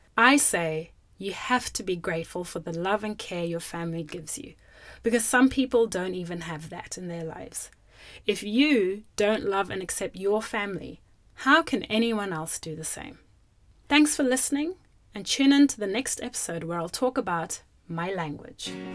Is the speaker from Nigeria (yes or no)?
no; Zimbabwe; now in Australia; when I was growing up in Zimbabwe, I grew up with my mum and my dad